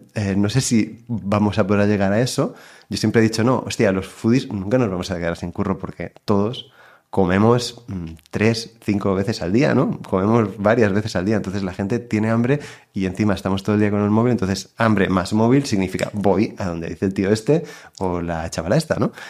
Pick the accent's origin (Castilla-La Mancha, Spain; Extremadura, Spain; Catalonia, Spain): Catalonia, Spain; Girona; yo nací em, en Girona, y estudié también en Girona, pero mi madre es de Barcelona y mi padre es de Madrid.